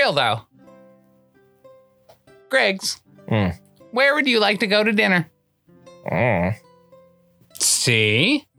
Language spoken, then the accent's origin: English; Oneonta, New York, United States; And they're like, where are you from? And I was like, Oneonta.